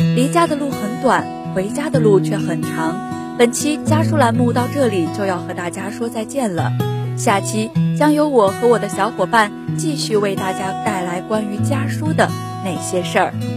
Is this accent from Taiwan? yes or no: no; Heilongjiang, China; moved away as an adult; now in Nanjing, China; 来自黑龙江，我在南京大学，距离我的家乡两千六百一十一公里